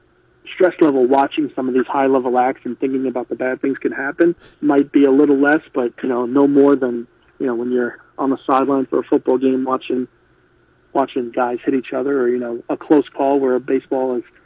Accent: New York City, New York, United States; moved away; also born or lived in Las Vegas / South Carolina; I grew up in New York from Staten Island

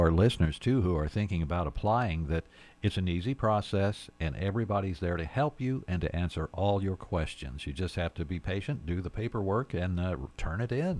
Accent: Farmington, Missouri, United States; I'm from Farmington, so I've walked those city streets many, many times ever since I was a little boy.

